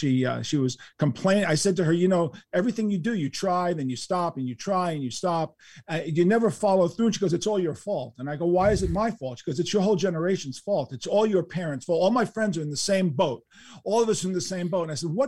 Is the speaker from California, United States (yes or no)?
no; New York City, New York, United States; But I do believe that living in New York City, growing up in New York City, getting to the speed of New York City